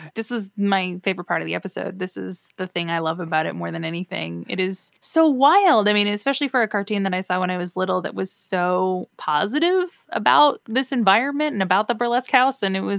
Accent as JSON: {"language": "English", "town": "Halifax", "region": "Nova Scotia", "country": "Canada", "tie": "born or raised there", "moved": "as an adult", "lives_now": "Burbank, United States", "said": "So I came from Halifax, Nova Scotia, is where I used to live before I moved to Burbank, California."}